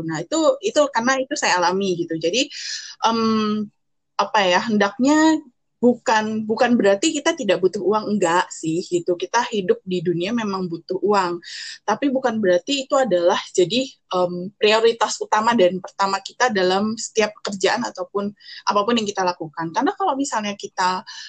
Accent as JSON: {"language": "Indonesian", "region": "Jakarta", "country": "Indonesia", "tie": "born or raised there", "moved": "as an adult", "lives_now": "Surakarta, Indonesia", "said": "saya besar di Jakarta"}